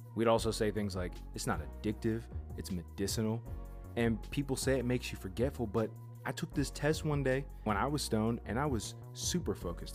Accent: near Pittsburgh, Pennsylvania, United States; my hometown

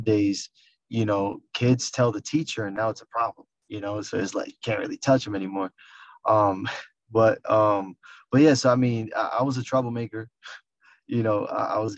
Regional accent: New York City, New York, United States; moved away as an adult; also born or lived in Poconos, Pennsylvania / Miami; now in New Jersey, United States; I was in the Bronx. I'm from the Bronx.

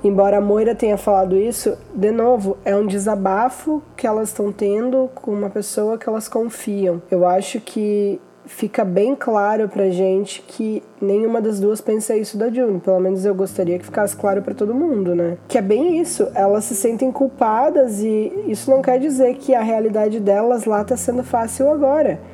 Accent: Brazil; nós somos brasileiros

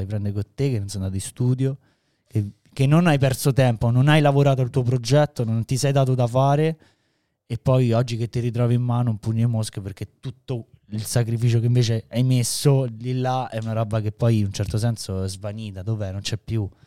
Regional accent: Rome, Lazio, Italy; noi veniamo da Roma

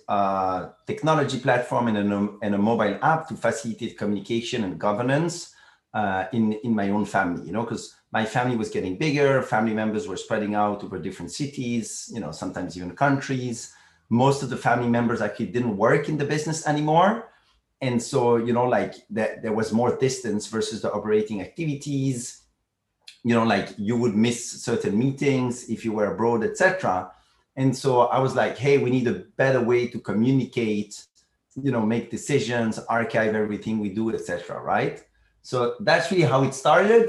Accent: Brussels, Brussels-Capital Region, Belgium; I'm from Brussels, Belgium originally. I grew up there.

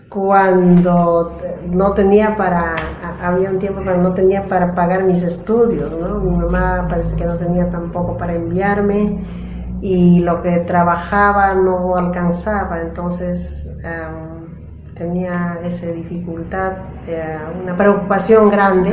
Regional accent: a place far from the city of Cusco, Peru; mi tierra era lejos a la ciudad del Cusco, entonces solamente la universidad había en el Cusco y en mi tierra no había, entonces teníamos que dejar mi tierra de todas maneras y venir al departamento de Cusco para estudiar.

